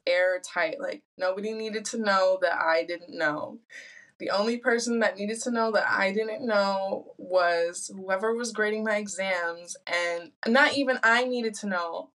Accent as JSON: {"language": "English", "region": "Michigan", "country": "United States", "tie": "born or raised there", "also_born_or_lived": "Sweden", "moved": "as an adult", "lives_now": "Spain", "said": "growing up in Michigan"}